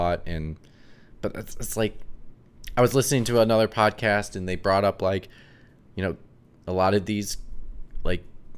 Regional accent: Minnesota, United States; moved away; my best friends from back home love Harry Potter, like back in Minnesota

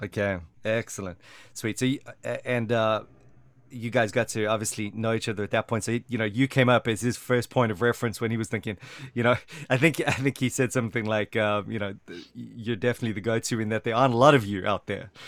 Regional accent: South Africa; I'm from South Africa

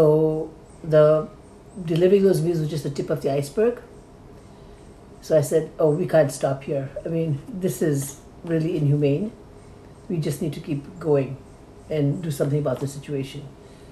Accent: Nepal; Nepalis, I'm from Nepal

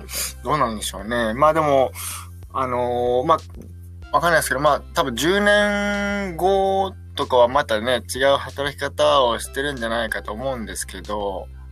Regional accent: Okayama, Japan; 岡山生まれ、岡山育ちの、あの、田舎のペーペー

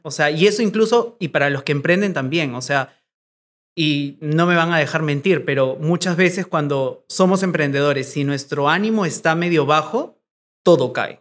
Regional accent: Arequipa, Peru; now in Lima, Peru; Arequipa, que es de donde yo soy, de donde está mi familia

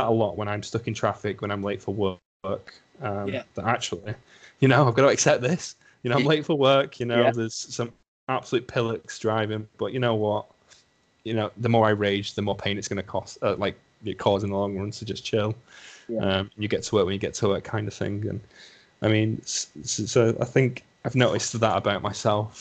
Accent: Lancashire, North West England, United Kingdom; accent: thick Lancashire; My thick Lancashire accent, yeah. My lovely Lancashire accent

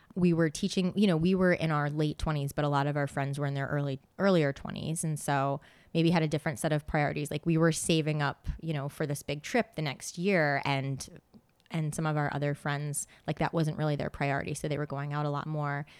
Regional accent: West Greenwich, Rhode Island, United States; moved away as an adult; also born or lived in San Diego / Seattle / South Korea / Phnom Penh; now in Boston, United States; I grew up in Rhode Island, very small town

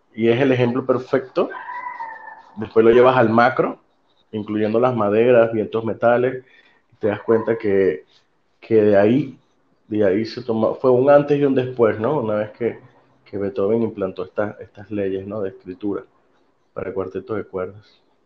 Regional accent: Venezuela; moved away; mi formación fue en mi país, mi país Venezuela, eh, mi país de origen

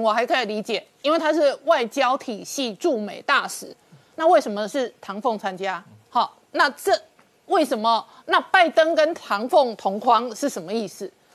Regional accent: Taiwan; 但是我作为一个台湾人

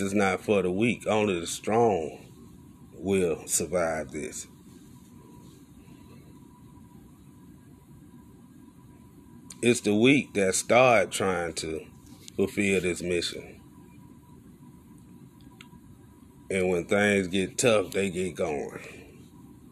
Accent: Alabama, United States; I ain't grow up in New York. I grew up in Alabama.

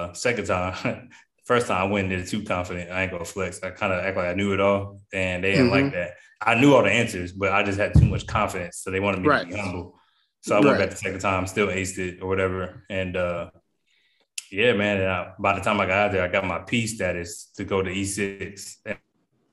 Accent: Pennsylvania, United States; I grew up in Pennsylvania

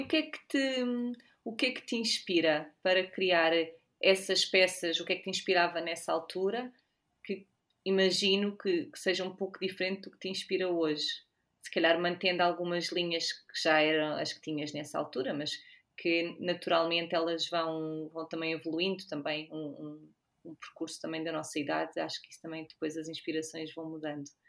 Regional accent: Portugal; nós, enquanto, enquanto portugueses

